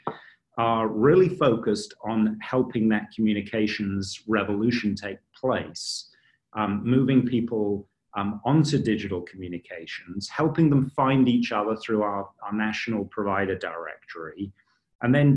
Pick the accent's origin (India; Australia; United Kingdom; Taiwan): United Kingdom; moved away; my home country, the United Kingdom